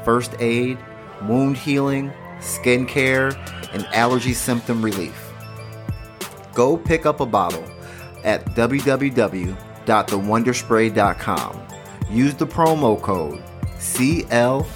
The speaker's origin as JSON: {"language": "English", "region": "Illinois", "country": "United States", "tie": "born or raised there", "said": "I grew up in Illinois"}